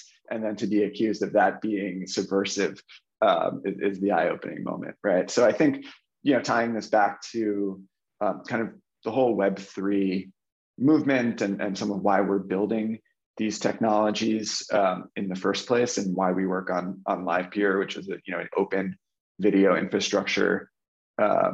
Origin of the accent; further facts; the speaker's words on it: New Jersey, United States; I grew up in New Jersey, outside New York City, in America